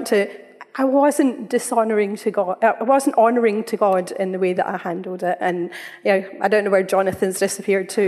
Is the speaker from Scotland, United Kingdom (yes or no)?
yes; Scotland, United Kingdom; we're Scottish